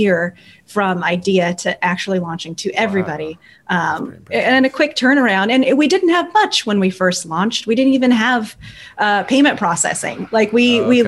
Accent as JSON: {"language": "English", "town": "Burbank", "region": "California", "country": "United States", "tie": "born or raised there", "said": "I grew up in California, Burbank, right where I still live."}